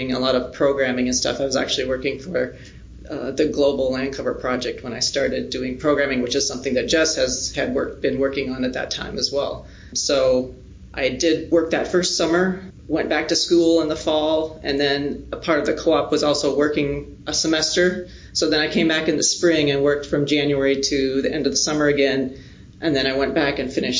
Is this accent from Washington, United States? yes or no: no; Menno, South Dakota, United States; I am originally from South Dakota, a small town called Menno, just southeast of here